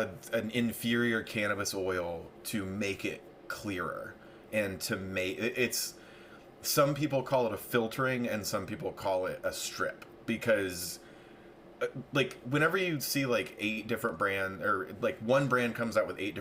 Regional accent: near Redding, California, United States; also born or lived in Los Angeles, United States / Las Vegas, United States; now in Palm Springs, United States; I grew up 20 miles outside of Redding.

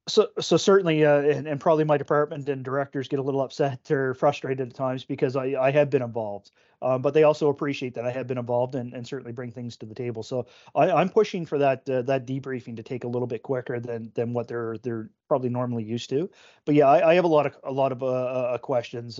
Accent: Oxford, Nova Scotia, Canada; I grew up in Oxford, only traveling away from Oxford for, for trips for work

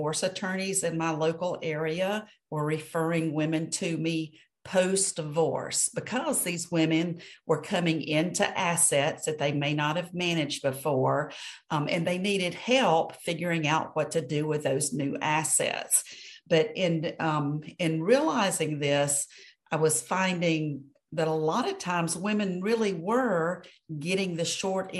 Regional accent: Atlanta, Georgia, United States; now in Birmingham, Alabama, United States; I grew up in Atlanta

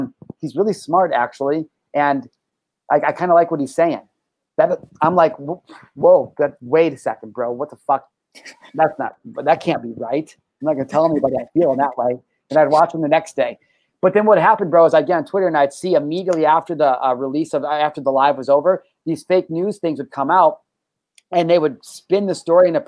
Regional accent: United States; I'm an American.

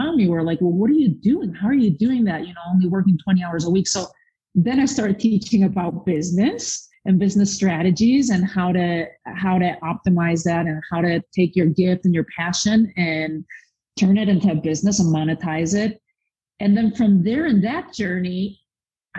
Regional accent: Spain; now in United States; I was born and raised in Spain

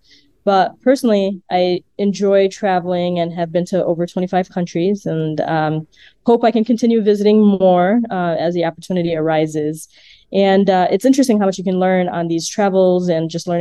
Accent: Chicago, Illinois, United States; I was born and raised in Chicago. I am of Indian heritage

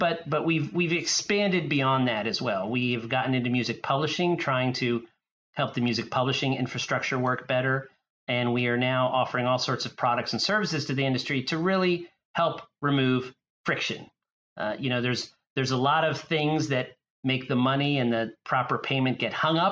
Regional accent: Wilmington, Delaware, United States; I grew up in the first state, Wilmington, Delaware. I'm a native Delawarean

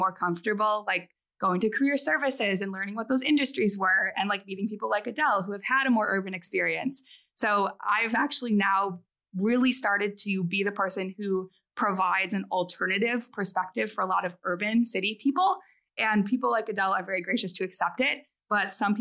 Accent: rural Wisconsin, United States; moved away as an adult; I'm originally from very rural Wisconsin. I'm from a hometown of like 4,000 people

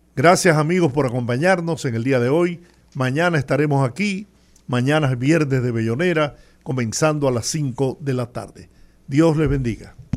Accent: Dominican Republic; esa es parte de la pasión del dominicano. Nosotros estamos acostumbrados a ganar

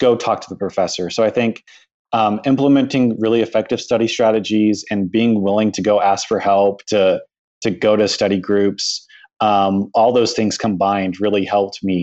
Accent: San Antonio, Texas, United States; my hometown in San Antonio

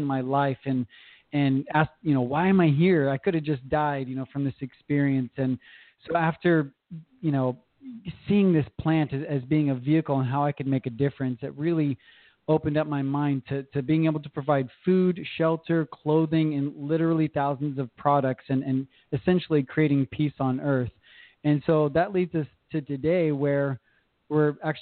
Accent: Southern California, United States; born and raised in Southern California

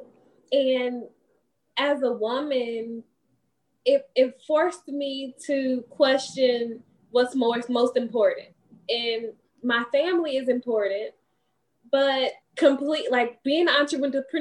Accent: East St. Louis, Illinois, United States; moved away as an adult; now in Huntsville, United States; I am originally from East St. Louis, Illinois. I came to Huntsville in 2009.

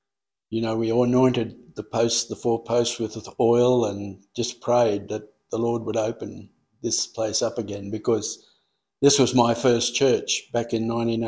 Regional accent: Coonabarabran, New South Wales, Australia; moved away; also born or lived in Western Australia / Malaysia / Broome; No, I come from a place called Coonabarabran in New South Wales, which is about 300 miles from Sydney in the west.

